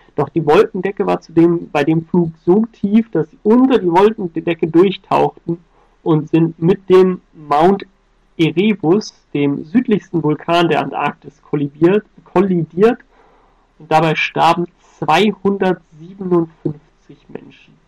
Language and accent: German; Germany; als Deutscher